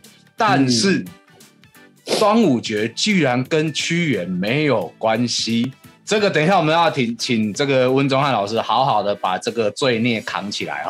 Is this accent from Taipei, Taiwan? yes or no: no; Taichung, Taiwan; 我台中人，我台中人也一点爱就符合